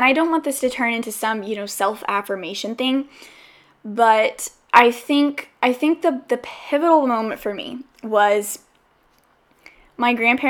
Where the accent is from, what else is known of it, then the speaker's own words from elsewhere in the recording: the South, United States; because I'm from the South, and I know that we get a bad rap for saying, hey, I'll have you over sometime, and then we don't do anything about it. And so I came to the West Coast kind of in that mindset